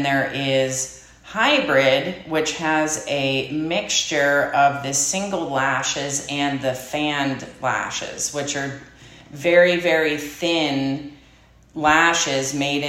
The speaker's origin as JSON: {"language": "English", "town": "Saxonburg", "region": "Pennsylvania", "country": "United States", "tie": "born or raised there", "also_born_or_lived": "Sarver", "said": "I'm from Saxonburg. Okay. Born and raised, so I just moved one town over."}